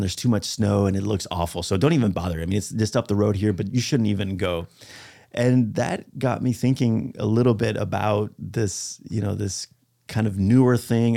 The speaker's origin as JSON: {"language": "English", "country": "Spain", "moved": "yes", "said": "And I speak Spanish. I'm from Spain"}